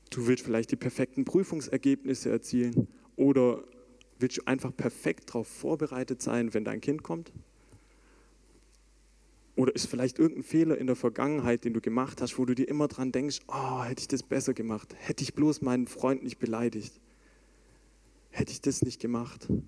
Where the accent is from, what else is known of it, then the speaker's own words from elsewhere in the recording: Baden-Württemberg, Germany; Und wie oft habe ich als Schwabe schon gehört, dass ich eigentlich alles perfekt kann, außer Hochdeutsch?